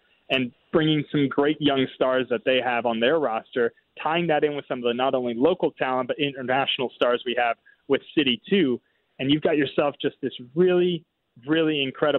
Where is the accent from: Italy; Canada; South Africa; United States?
United States; Brownsville, Texas; now in St. Louis, United States; we're from Brownsville, Texas